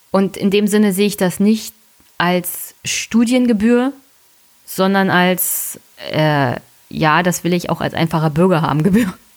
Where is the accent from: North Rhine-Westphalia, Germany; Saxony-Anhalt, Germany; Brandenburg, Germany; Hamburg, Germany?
Brandenburg, Germany; als Brandenburger